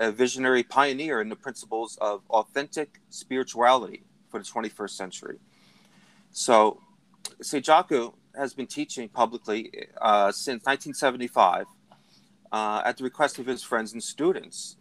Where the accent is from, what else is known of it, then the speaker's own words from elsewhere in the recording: New Jersey, United States; my home state here in New Jersey